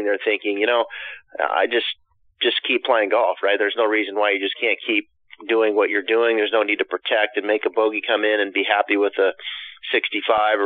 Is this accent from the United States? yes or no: yes; Pacific Northwest, northern Idaho, United States; I spent my time growing up in the Pacific Northwest